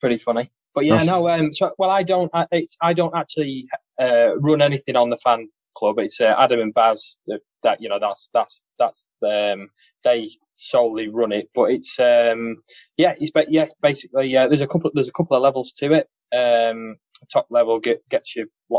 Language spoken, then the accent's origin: English; Carnforth, North West England, United Kingdom; there's a little town called Carnforth. That's where most of us are from.